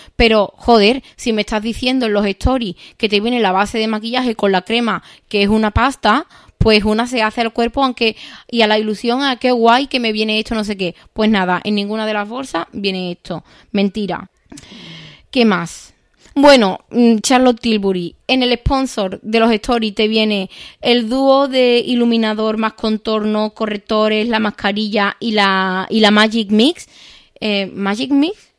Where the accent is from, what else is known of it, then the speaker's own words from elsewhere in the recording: Seville, Andalusia, Spain; soy de Sevilla